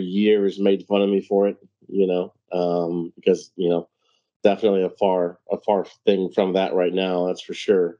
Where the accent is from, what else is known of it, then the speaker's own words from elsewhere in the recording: St. Louis, Missouri, United States; moved away as an adult; now in Cincinnati, United States; Born and raised in St. Louis, Missouri, and then moved to Cincinnati years ago